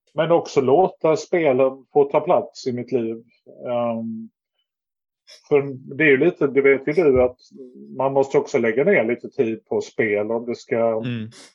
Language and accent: Swedish; Lund, Skåne, Sweden; also born or lived in Stockholm / Malmö; jag är från Lund och har väl bott i Lund.